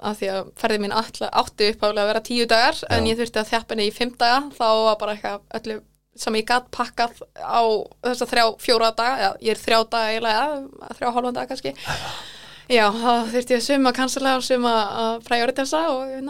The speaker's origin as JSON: {"language": "Icelandic", "town": "Reykjavík", "region": "Capital Region", "country": "Iceland", "tie": "born or raised there", "also_born_or_lived": "Ísafjörður", "said": "Uh, ég er fætt í Reykjavík en okay. ég flutti eiginlega strax uh, til Ísefjörðar okay. bara árið sem ég fættist yeah. og var þar í sex ár á leikskóla og flutti svo heim aftur sömur aðurinn í byrja í grunnskóla til, uh, til Reykjavíkur"}